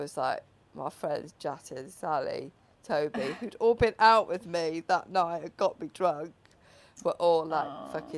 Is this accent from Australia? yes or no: no; Wales, United Kingdom; I was from Wales